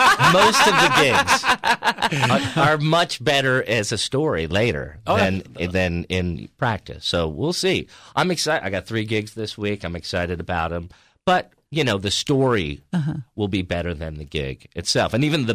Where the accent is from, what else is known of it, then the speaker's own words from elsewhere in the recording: New York, United States; because I grew up in outside of New York City